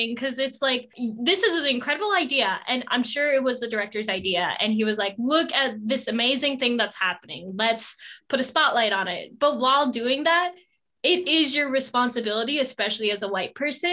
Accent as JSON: {"language": "English", "country": "United States", "said": "as an Indian American"}